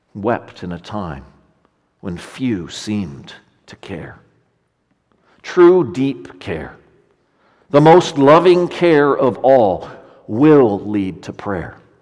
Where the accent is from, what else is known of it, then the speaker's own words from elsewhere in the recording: Ontario, Canada; in Ontario, where I'm from